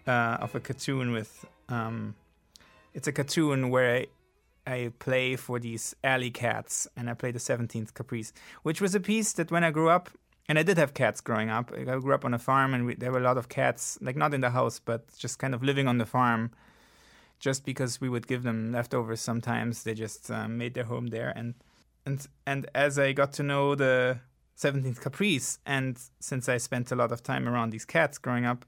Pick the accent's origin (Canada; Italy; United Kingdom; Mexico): Italy; I grew up in Italy.